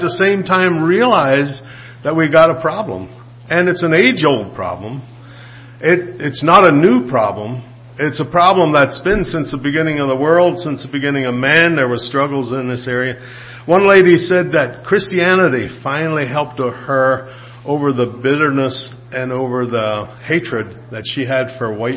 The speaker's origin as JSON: {"language": "English", "country": "United States", "tie": "born or raised there", "said": "being born in the United States"}